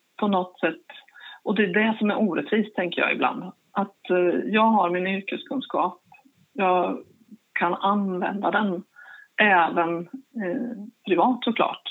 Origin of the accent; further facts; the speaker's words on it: Linköping, Östergötland, Sweden; jag kommer ifrån Linköping